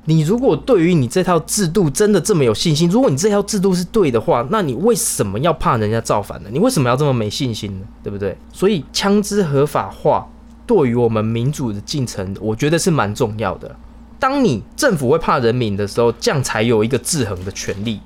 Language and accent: Chinese; Taiwan; 我们台湾人不是智障